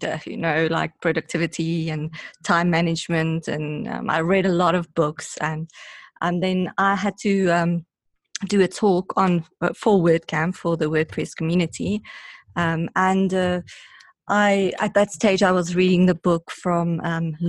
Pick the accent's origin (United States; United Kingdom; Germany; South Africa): South Africa; I'm from South Africa